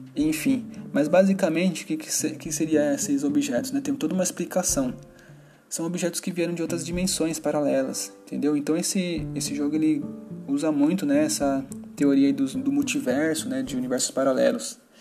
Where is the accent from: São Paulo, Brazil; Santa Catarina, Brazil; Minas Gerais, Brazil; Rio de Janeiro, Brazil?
São Paulo, Brazil; eu tenho 33 anos e sou de São Paulo. Eu moro em São Paulo, capital